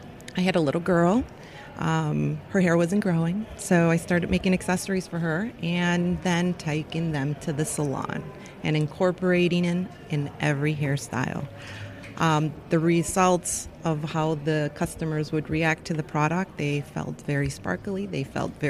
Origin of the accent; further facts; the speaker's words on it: Chicago, Illinois, United States; I'm from Chicago.